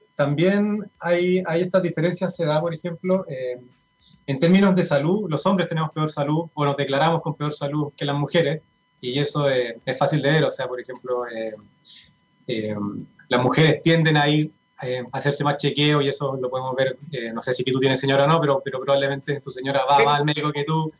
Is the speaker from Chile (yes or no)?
yes; Chile; nosotros en promedio como chilenos